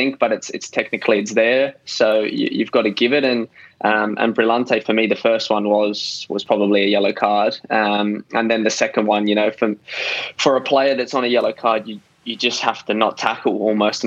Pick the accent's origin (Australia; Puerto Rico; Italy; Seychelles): Australia; Adelaide, South Australia; moved away as an adult; also born or lived in Melbourne; I grew up in Adelaide